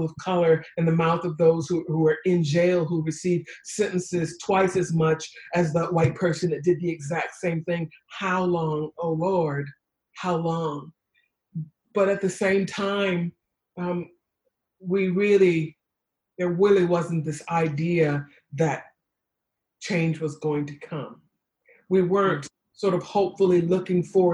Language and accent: English; Detroit, Michigan, United States; I was raised in Detroit